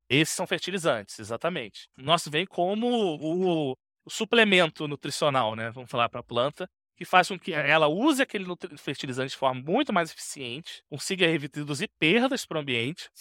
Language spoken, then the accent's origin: Portuguese; Rio de Janeiro, Brazil; Eu sou natural do Rio